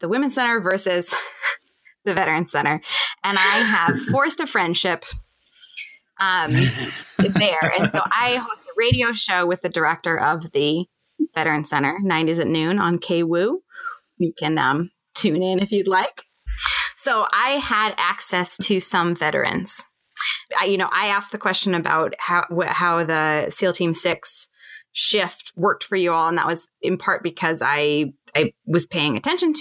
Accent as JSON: {"language": "English", "region": "Montana", "country": "United States", "said": "we're from Montana"}